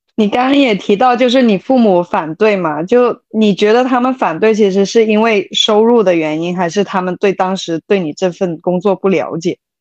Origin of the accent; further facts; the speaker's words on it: Hong Kong; Chinese is a second language; 因为我在香港长大